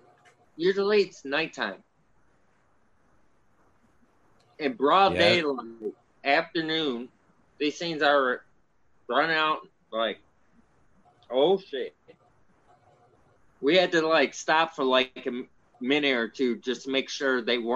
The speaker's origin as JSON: {"language": "English", "town": "Romeo", "region": "Michigan", "country": "United States", "tie": "born or raised there", "said": "I grew up in Romeo, Michigan"}